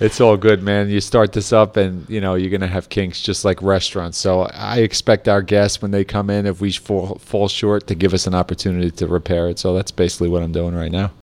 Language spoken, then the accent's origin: English; New Jersey, United States; a kid growing up in New Jersey